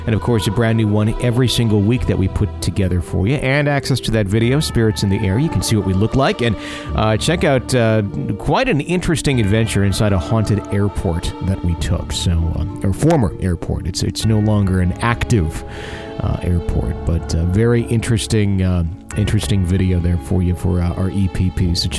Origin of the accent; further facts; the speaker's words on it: Ohio, United States; Backstory on me, I'm from Ohio, and I come from a family that is very big into the paranormal.